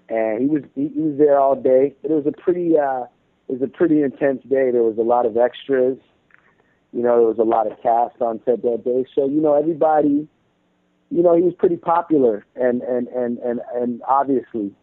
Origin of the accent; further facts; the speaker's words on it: Toronto, Ontario, Canada; I'm from Toronto